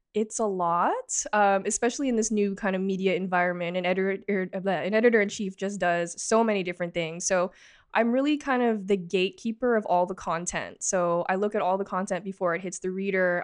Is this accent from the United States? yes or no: no; Markham, Ontario, Canada; also born or lived in Toronto; I was born in Toronto, grew up in Markham, pretty much lived here my entire life